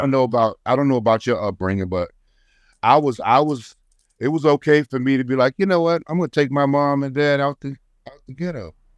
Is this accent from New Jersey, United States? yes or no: yes; Trenton, New Jersey, United States; I'm from Trenton, New Jersey